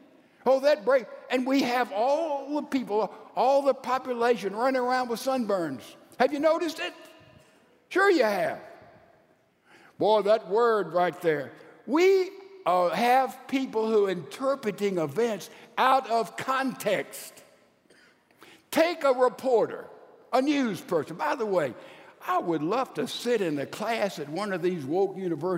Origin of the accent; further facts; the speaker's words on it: Mississippi, United States; Well, I'm a redneck from Mississippi.